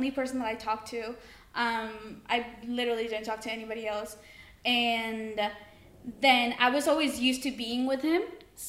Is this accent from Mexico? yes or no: yes; Mexico; also born or lived in United States; I'm 20 years old. I was born in Mexico and I was raised in Mexico and America, but I come to the UK during the summers.